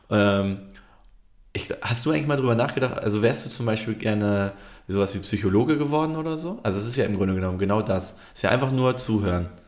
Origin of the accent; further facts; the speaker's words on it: Turkey; now in Germany; Ja, aber als Türke hast du irgendwie gar kein Fest, was du krass abfeiern kannst.